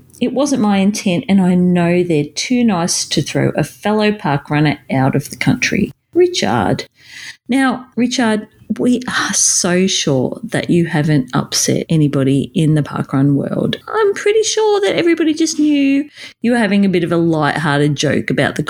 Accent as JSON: {"language": "English", "town": "Melbourne", "region": "Victoria", "country": "Australia", "said": "I come from Melbourne"}